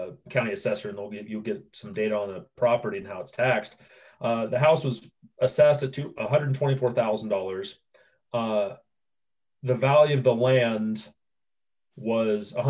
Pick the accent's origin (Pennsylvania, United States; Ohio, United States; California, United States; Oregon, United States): Oregon, United States; moved away as an adult; now in Idaho, United States; I was born and raised in Oregon